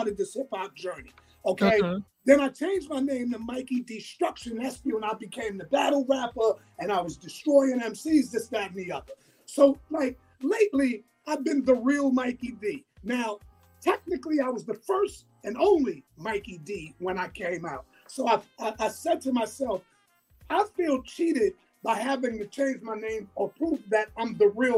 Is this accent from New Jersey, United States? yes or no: no; New York City, New York, United States; where I grew up in Laurelton